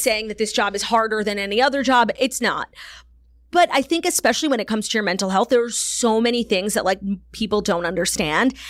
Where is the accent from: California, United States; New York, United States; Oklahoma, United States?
New York, United States; New York City; growing up in New York